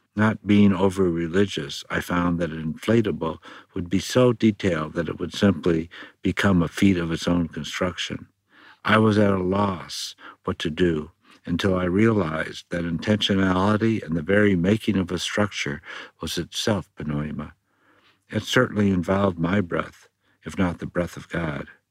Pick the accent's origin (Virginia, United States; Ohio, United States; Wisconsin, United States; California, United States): California, United States; my home state of California